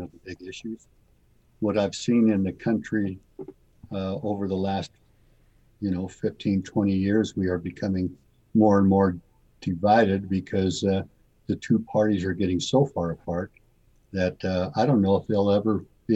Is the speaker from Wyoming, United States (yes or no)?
yes; Rock Springs, Wyoming, United States; I was born and raised in Rock Springs, Wyoming